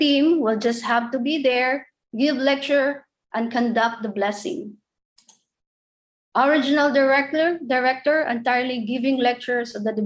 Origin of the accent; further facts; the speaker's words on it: Philippines; moved away as an adult; also born or lived in United States; I was assigned as a staff in our national headquarters in the Philippines, and eventually became a missionary to the US. So I've gone through leadership training programs. And after this time, I went back again to my hometown